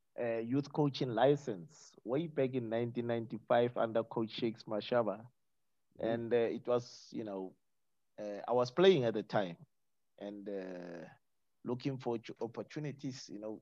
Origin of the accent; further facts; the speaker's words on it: Pretoria, Gauteng, South Africa; moved away; also born or lived in Cape Town; growing up in Pretoria, the old Pretoria